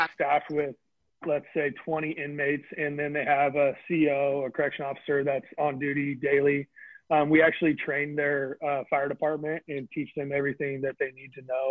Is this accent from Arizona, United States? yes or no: no; Vacaville, California, United States; my hometown's Vacaville. We have a prison here